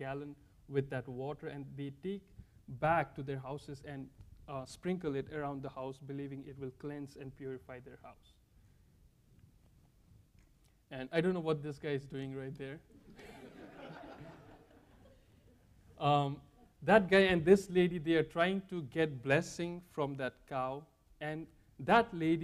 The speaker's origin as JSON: {"language": "English", "country": "India", "moved": "as an adult", "lives_now": "Lynchburg, United States", "said": "I'm from India"}